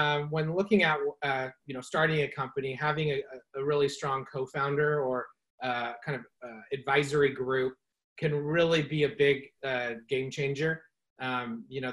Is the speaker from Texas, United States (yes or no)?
no; California, United States; also born or lived in San Francisco / Chico; born and raised in California. I live in Marin County now in San Rafael, but spent about the last decade in San Francisco and grew up just a little north of here